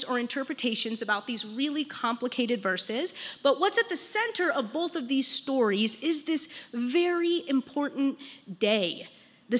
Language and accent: English; Longmont, Colorado, United States; I'm actually from Longmont. I grew up here, went to Longmont High School for just a year, graduated from Silver Creek